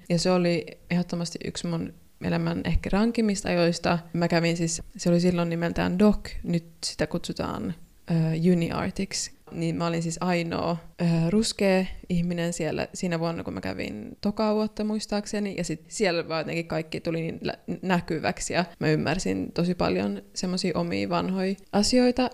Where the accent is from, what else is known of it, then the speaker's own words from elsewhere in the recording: Finland; moved away as an adult; also born or lived in Sweden; now in Ghana; Mä oon syntynyt Suomessa, niin kuin sanoit, ja mun isä on Kaanasta